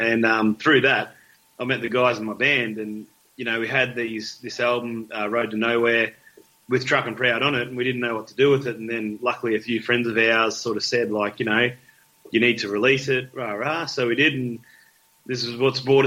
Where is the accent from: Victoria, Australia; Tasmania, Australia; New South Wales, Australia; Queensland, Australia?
Victoria, Australia; moved away; I'm from Victoria originally